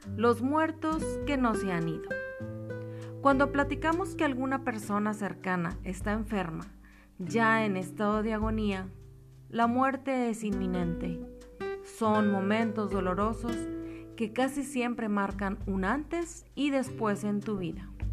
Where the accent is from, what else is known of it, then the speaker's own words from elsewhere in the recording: Mexico; los mexicanos, después de haber pasado por el trago amargo de enterrar a sus muertos, nos burlamos de la calaca